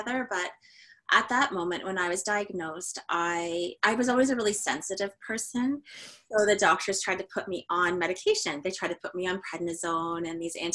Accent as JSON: {"language": "English", "country": "Canada", "said": "we are as Canadian as it gets"}